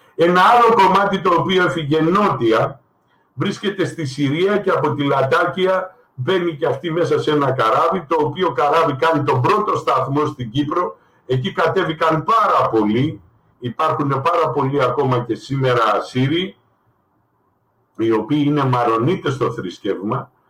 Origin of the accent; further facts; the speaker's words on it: Greece; εγώ είμαι Έλληνας πολίτης ασυριακής καταγωγής